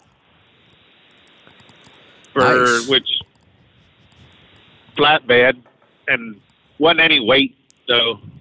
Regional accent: Massachusetts, United States; moved away; also born or lived in Connecticut; I'm originally from Massachusetts, and my mom, sister, and brother are still up here

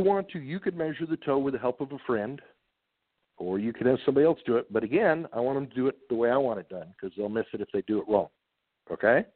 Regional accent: San Diego, California, United States; also born or lived in Highland Park, Michigan; When I was three years old, my, my folks moved to San Diego, and that's where I grew up

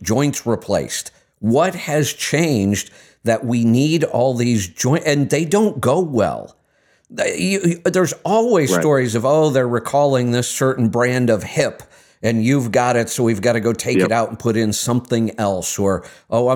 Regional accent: Ohio, United States; I grew up in Ohio

